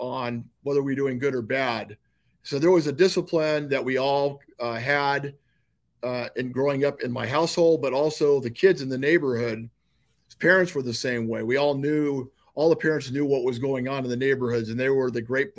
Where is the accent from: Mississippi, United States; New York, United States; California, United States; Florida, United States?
California, United States; Chula Vista; I grew up in Chula Vista. It's a city in San Diego, second biggest city in San Diego.